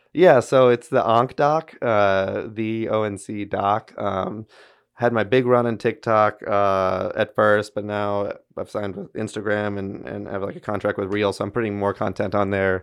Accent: Baton Rouge, Louisiana, United States; also born or lived in Shreveport; came back down to my hometown in Baton Rouge, uh, where I grew up and went to L S U

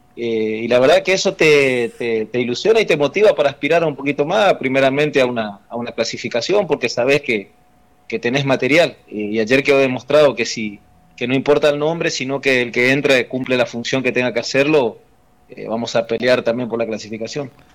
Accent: Gobernador Virasoro, Corrientes, Argentina; moved away; yo soy de, de Virasoro Corriente

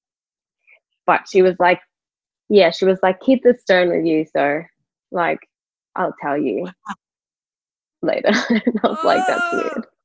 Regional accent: KwaZulu-Natal, South Africa; I was born in KwaZulu-Natal

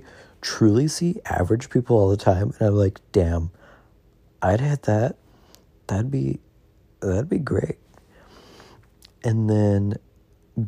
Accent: the South, United States; I'm from the South.

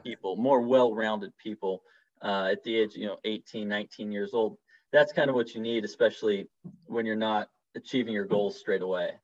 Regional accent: Seattle, Washington, United States; moved away; I'm from Seattle, Washington originally

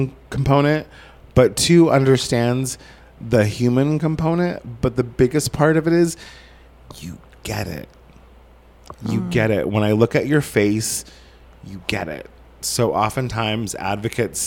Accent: Southern Oregon, United States; moved away; It's not affordable in my hometown anymore, in Southern Oregon, in a town of 7,000 people

